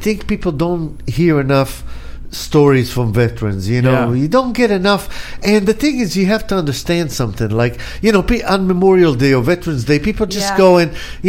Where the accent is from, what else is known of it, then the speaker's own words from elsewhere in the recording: Israel; now in Los Angeles, United States; I come from Israel, where everybody goes to the military.